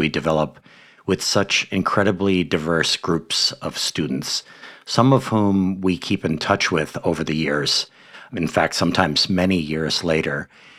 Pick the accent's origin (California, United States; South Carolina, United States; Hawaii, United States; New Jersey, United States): Hawaii, United States; my home state in Hawaii